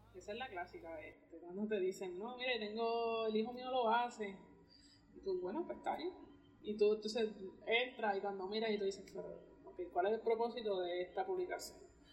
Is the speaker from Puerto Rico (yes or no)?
yes; Puerto Rico